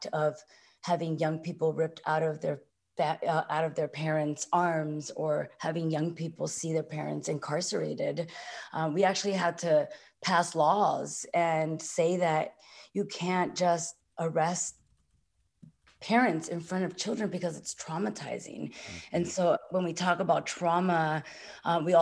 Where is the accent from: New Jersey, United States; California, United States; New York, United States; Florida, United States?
California, United States; San Francisco; I grew up in San Francisco's Mission District